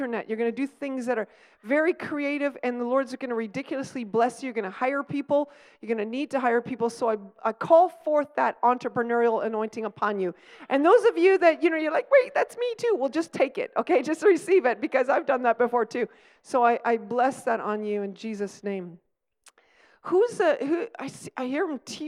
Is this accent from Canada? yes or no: yes; Stratford, Ontario, Canada; I grew up in Stratford